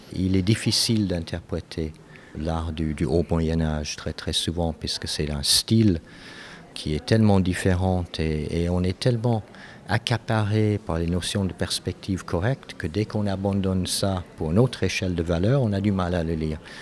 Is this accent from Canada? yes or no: yes; Canada; moved away as an adult; also born or lived in Europe; j'ai grandi au Canada